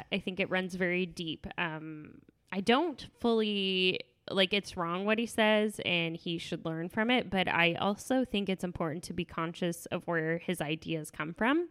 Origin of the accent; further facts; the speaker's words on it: the South, United States; I was raised in the South